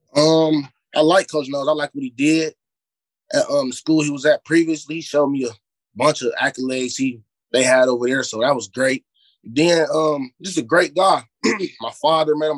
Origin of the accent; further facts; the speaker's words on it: Cleveland, Ohio, United States; also born or lived in Euclid, Ohio; I grew I grew up in Glenville. I've been playing for Glenville yeah. since I was five until I was twelve or thirteen.